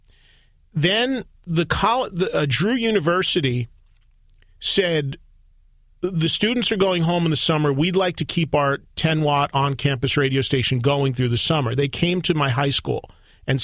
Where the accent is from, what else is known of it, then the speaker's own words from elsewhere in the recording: Madison, New Jersey, United States; My hometown in New Jersey, Madison, New Jersey, has three colleges in it.